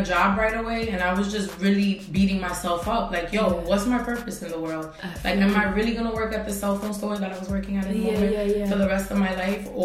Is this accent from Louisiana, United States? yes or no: no; New York City, New York, United States; I grew up in Corona, Queens